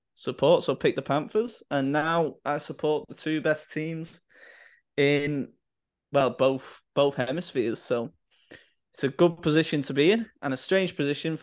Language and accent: English; England, United Kingdom; I'm the English one